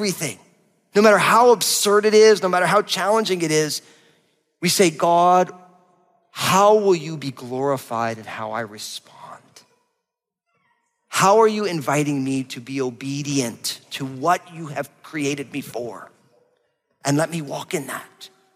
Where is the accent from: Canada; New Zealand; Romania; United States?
United States; New Jersey; I'm from New Jersey